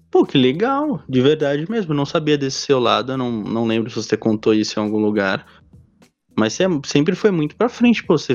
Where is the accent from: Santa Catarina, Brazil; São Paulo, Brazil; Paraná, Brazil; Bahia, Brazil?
São Paulo, Brazil; Diadema; Sou de Diadema, São Paulo, salve quebrada.